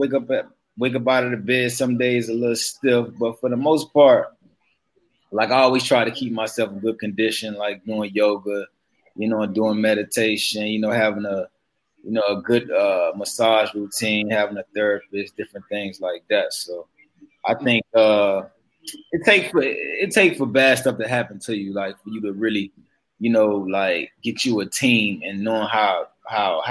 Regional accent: Miami, Florida, United States; I was born and raised in Liberty City

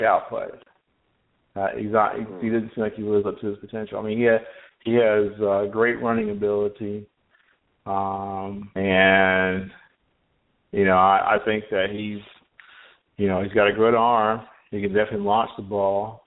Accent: North Carolina, United States; I'm from North Carolina

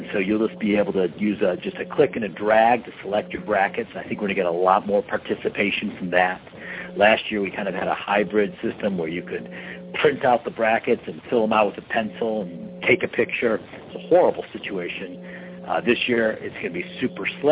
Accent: Detroit, Michigan, United States; I'm from Detroit

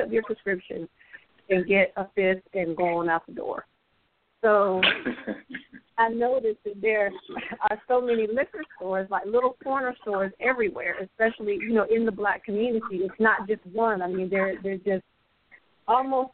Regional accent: North Carolina, United States; moved away as an adult; now in Richmond, United States; I'm originally from North Carolina. Currently, I'm in Richmond, California, but I work in Oakland

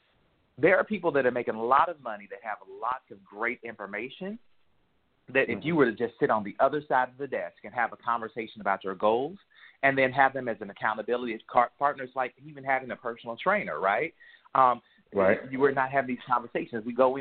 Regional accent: St. Louis, Missouri, United States; also born or lived in Pagedale / San Francisco; I tell people I was born in Pagedale, Missouri, but I was raised between St. Louis and San Francisco.

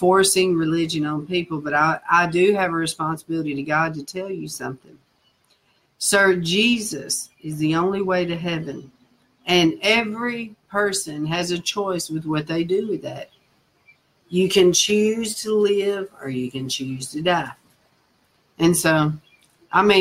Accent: Nashville, Tennessee, United States; moved away; my accent just tells, you know. And so I told him I was from Nashville

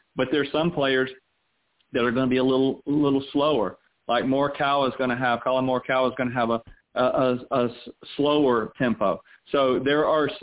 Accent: the South, United States; also born or lived in Orlando; growing up in the South where I grew up

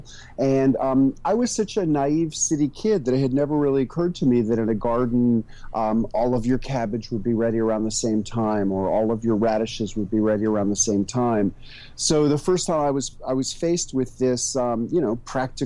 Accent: New York City, New York, United States; moved away as an adult; also born or lived in rural Tennessee; now in Tennessee, United States; I moved from New York City, which was my hometown, to a community in rural Tennessee

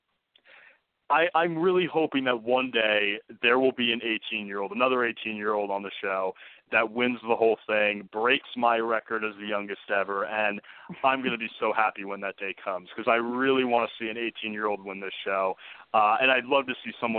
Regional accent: New Jersey, United States; born or raised there

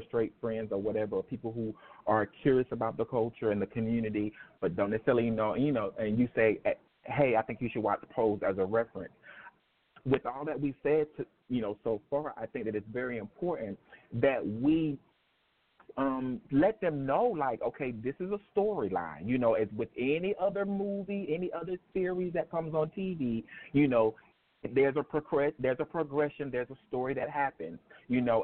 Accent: the South, United States; I grew up in the South

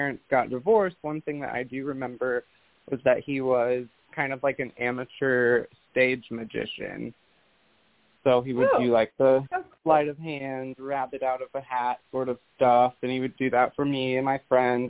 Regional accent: Indiana, United States; now in Florida, United States; I came from Indiana. So I am a Midwestern witch, born and raised. I live in Florida now

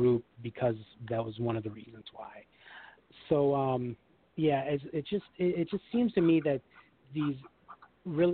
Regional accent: Chicago, Illinois, United States; moved away as an adult; now in Lake County, Illinois, United States; I'm from Chicago, so I am a Chicago native.

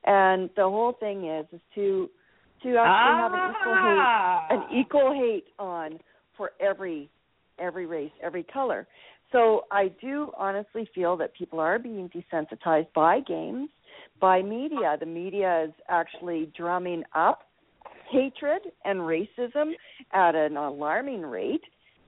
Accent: Canada; Maybe I'm just speaking as a Canadian.

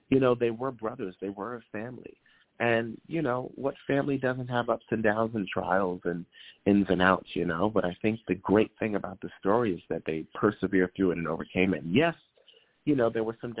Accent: New Jersey, United States; also born or lived in Harlem, New York; I grew up in New Jersey and back and forth in Harlem

